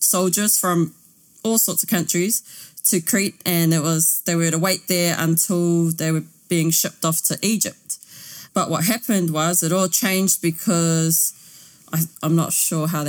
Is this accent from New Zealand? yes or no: yes; New Zealand; we're from New Zealand and we're a Māori